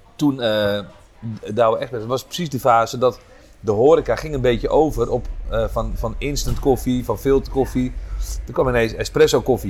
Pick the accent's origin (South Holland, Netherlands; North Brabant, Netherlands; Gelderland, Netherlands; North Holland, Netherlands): North Holland, Netherlands; Enkhuizen; ik kom uit Enkhuizen. Daar ben ik geboren en getogen in 1971.